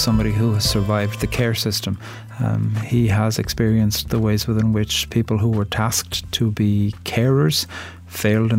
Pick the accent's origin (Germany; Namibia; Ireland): Ireland; I'm a poet from Ireland